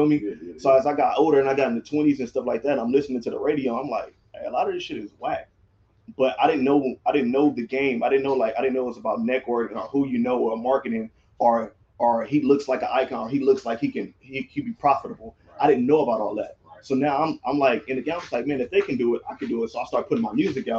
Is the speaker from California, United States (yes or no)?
yes; Gardena, California, United States; I'm from Gardena, California